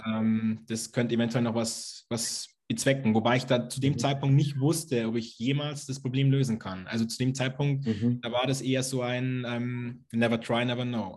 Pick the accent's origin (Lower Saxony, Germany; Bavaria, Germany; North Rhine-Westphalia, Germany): Bavaria, Germany; Lower; Ich komme aus Niederbayern, aus einem kleinen Dorf sozusagen.